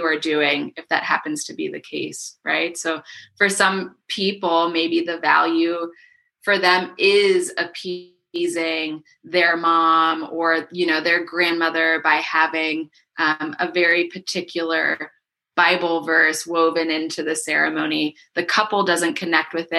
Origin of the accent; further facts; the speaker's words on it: Miami, Florida, United States; now in Asheville, United States; I grew up in Miami